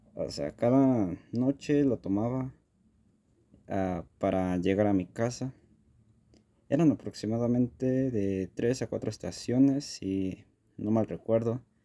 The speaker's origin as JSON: {"language": "Spanish", "region": "Mexico City", "country": "Mexico", "said": "yo soy de la Ciudad de México"}